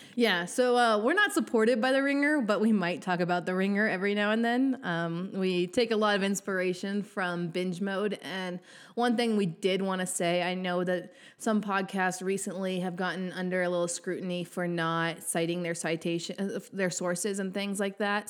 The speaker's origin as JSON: {"language": "English", "region": "Montana", "country": "United States", "also_born_or_lived": "Texas", "moved": "as an adult", "said": "I'm originally from Montana, so it's kind of what I call home"}